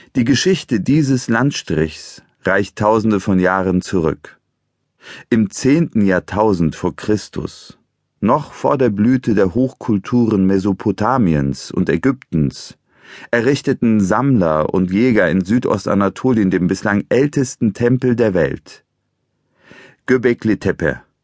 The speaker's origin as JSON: {"language": "German", "region": "Eastern Anatolia", "country": "Turkey", "tie": "born or raised there", "moved": "yes", "lives_now": "Germany", "said": "Geboren bin ich in der Türkei in einem ostanatolischen Bergdorf nahe der Grenze zu Armenien und Georgien"}